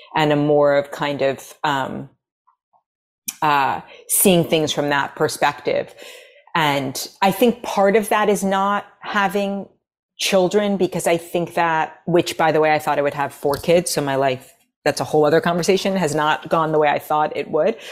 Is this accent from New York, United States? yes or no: yes; New York City, New York, United States; accent: American; moved away as an adult; also born or lived in Los Angeles; now in Nashville, United States; growing up in New York City, there, I was never around Sephardic, ever